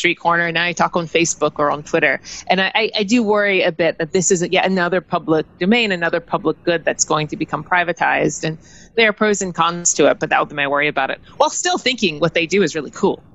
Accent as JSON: {"language": "English", "country": "United States", "said": "I'm African American, I'm black"}